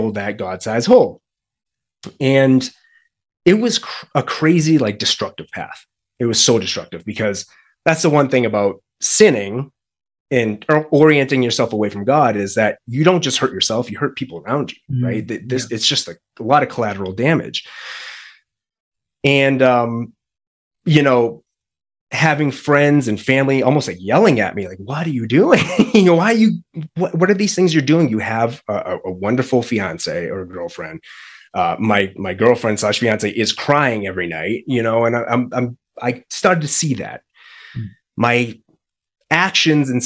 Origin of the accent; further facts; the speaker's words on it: Boston, Massachusetts, United States; moved away as an adult; now in Colorado, United States; the move from Massachusetts to now Colorado. We're actually from Boston